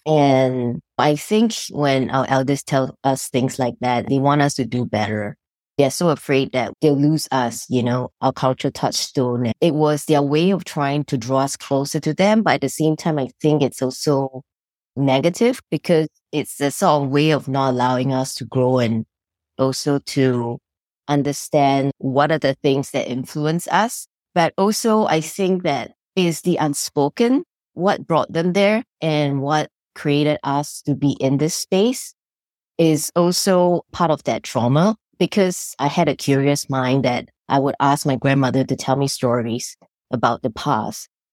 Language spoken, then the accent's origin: English; Singapore; moved away as an adult; now in United States; I grew up in Singapore, and I came to the United States fifteen years ago